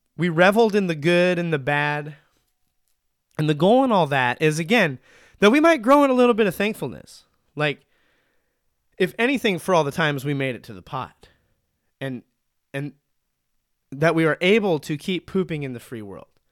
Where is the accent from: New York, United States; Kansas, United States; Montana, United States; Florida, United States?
Montana, United States; now in Oregon, United States; I'm from Montana